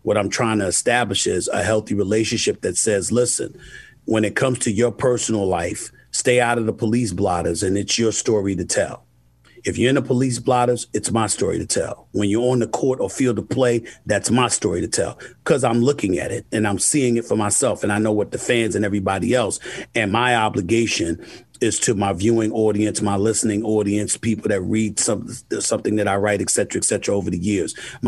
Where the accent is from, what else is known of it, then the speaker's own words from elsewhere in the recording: New York, United States; Growing up in New York, seeing the star on the helmet, loving the Dallas Cowboy cheerleaders, but hating the fact that everybody raved about the Cowboys.